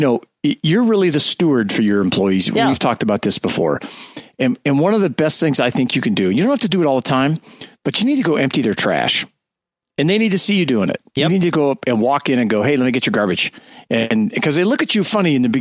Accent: California, United States; I'm from California

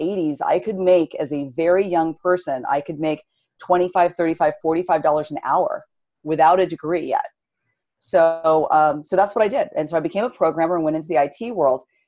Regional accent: California, United States; Born and raised in California

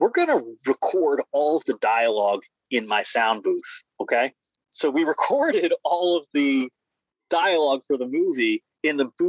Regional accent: Silver Spring, Maryland, United States; now in Brooklyn, United States; I'm from Silver Spring, Maryland

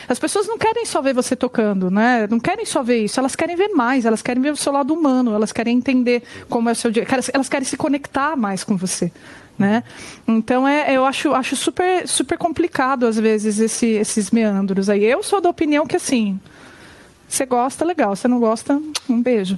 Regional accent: São Bernardo do Campo, São Paulo, Brazil; eu sou do ABC Paulista, né, eu sou de São Bernardo.

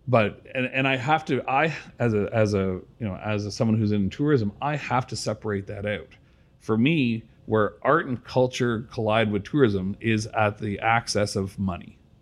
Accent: Brampton, Ontario, Canada; now in Georgetown, Canada; I grew up in Brampton

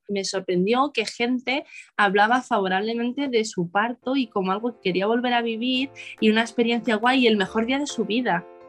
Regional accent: Madrid, Community of Madrid, Spain; soy de Madrid.

